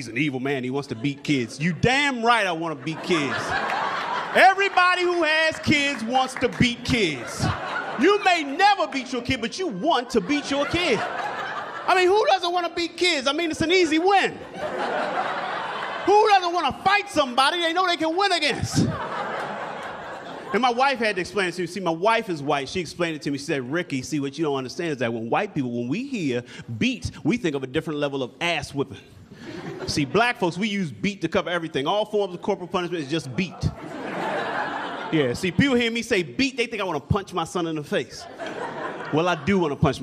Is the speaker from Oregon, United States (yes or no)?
no; Baltimore, Maryland, United States; moved away; I'm originally from Baltimore, Maryland